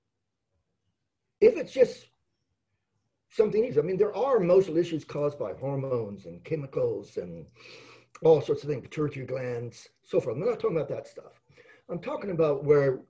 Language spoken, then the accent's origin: English; Adelaide, South Australia, Australia; I was born in Adelaide